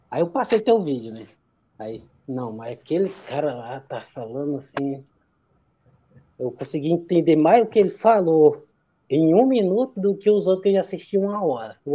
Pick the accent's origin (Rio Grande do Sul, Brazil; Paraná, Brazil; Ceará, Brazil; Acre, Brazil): Acre, Brazil; now in São José, Brazil; Eu sou natural do Acre, lá da região norte, mas estou morando, vou fazer quatro anos agora, em Santa Catarina, aqui em São José.